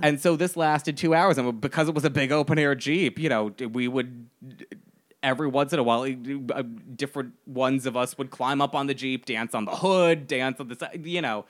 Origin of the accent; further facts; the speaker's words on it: United States; I am very American